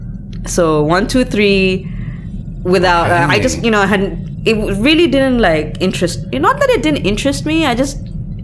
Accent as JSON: {"language": "English", "country": "Malaysia", "tie": "born or raised there", "said": "I grew up in Malaysia"}